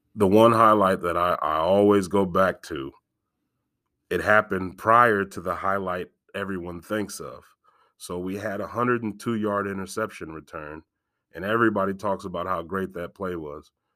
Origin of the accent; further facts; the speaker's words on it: Galesburg, Illinois, United States; I was born and raised in Galesburg